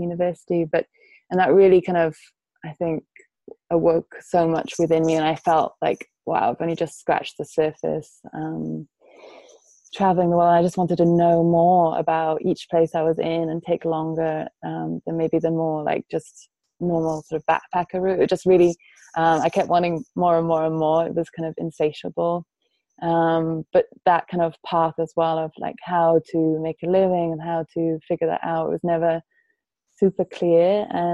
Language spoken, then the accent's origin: English; Wales, United Kingdom; also born or lived in Germany / Paris, France; I spent most of my life growing up in Wales, which is a Celtic country.